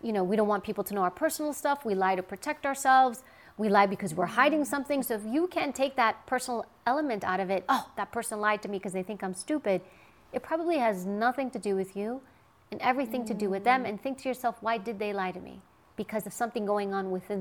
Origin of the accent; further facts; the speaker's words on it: New York City, New York, United States; I grew up in New York and Queens